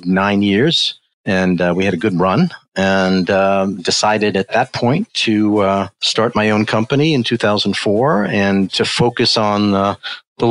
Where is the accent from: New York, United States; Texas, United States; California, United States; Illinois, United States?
New York, United States; New York City; now in Connecticut, United States; I'm a New York City guy, born and raised, Bronx guy